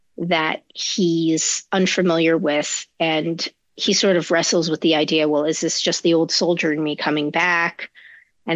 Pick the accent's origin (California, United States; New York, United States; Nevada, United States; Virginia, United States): New York, United States; I grew up in and around New York